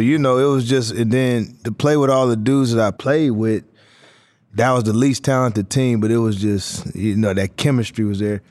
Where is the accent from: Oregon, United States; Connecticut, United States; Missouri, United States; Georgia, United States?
Oregon, United States; Portland; moved away; me growing up in Portland